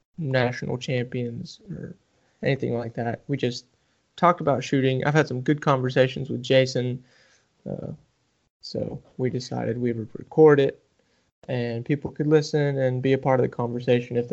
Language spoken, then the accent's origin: English; Oklahoma, United States; I'm from Oklahoma